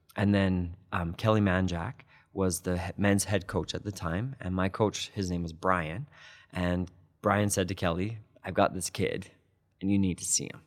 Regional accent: Calgary, Alberta, Canada; I grew up in Dover, and my parents still live in the same house that I grew up in.

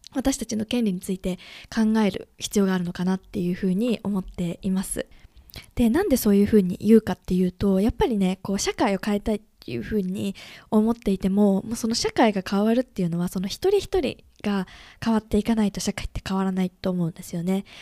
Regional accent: Japan; 私もね、日本で生まれて、育って、生活してきた

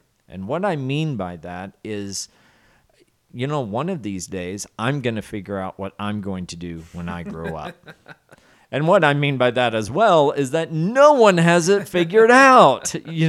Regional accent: the South, United States; so since I know I'm from the South there, and I grew up with the phrase, I believe I'm very qualified to provide a technical definition for you.

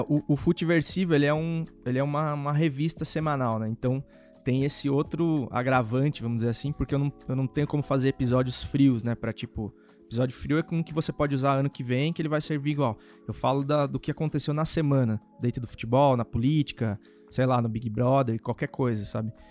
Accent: interior of São Paulo, Brazil; moved away; also born or lived in Santa Bárbara d'Oeste / Americana; eu sou do interior de São Paulo, então lá sempre se bebeu muito

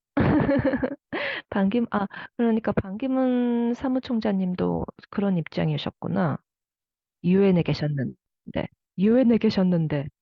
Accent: Japan; also born or lived in South Korea; 日本育ち

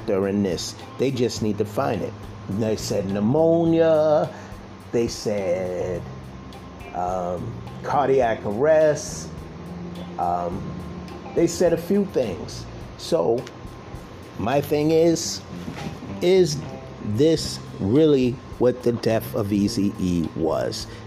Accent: East Coast, United States; I'm from the East Coast

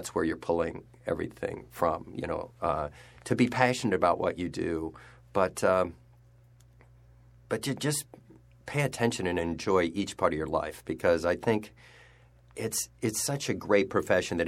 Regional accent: Fort Wayne, Indiana, United States; now in New York, United States; my hometown of Fort Wayne, Indiana

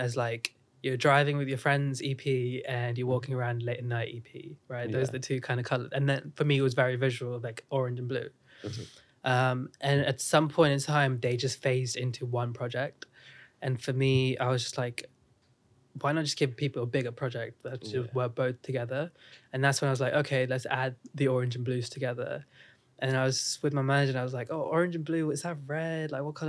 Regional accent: India; accent: Indian; now in United Kingdom; I grew up in India, so obviously I had an Indian accent.

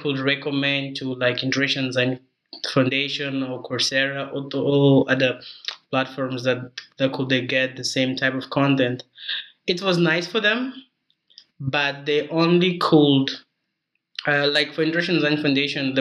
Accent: Mozambique; also born or lived in South Africa; I'm original from Mozambique

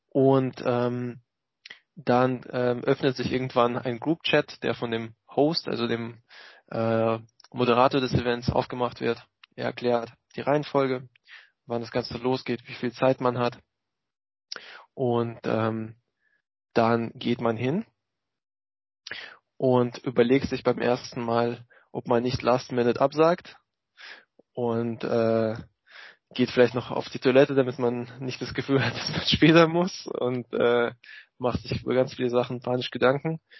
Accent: Russia; born there; moved away; als äh, gebürtigen Russen äh, habe ich sehr mitgefiebert mit dem, was in meiner alten Heimat vorging.

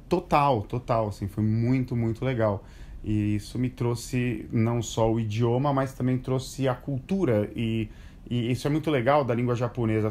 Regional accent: Brazil; moved away as an adult; also born or lived in Japan; eu sou brasileiro e, de repente, eu me vi inserido no universo japonês

